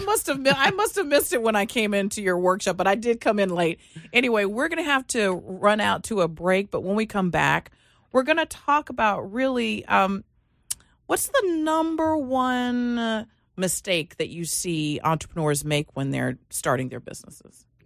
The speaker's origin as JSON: {"language": "English", "town": "Washington", "region": "District of Columbia", "country": "United States", "also_born_or_lived": "Reston, Virginia", "moved": "yes", "said": "I come from the Washington, D C area"}